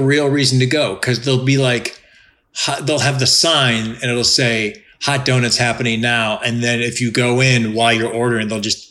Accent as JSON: {"language": "English", "town": "Cleveland", "region": "Ohio", "country": "United States", "tie": "born or raised there", "also_born_or_lived": "Chicago / New England", "moved": "yes", "said": "when I was growing up in Cleveland and then when I lived in Chicago."}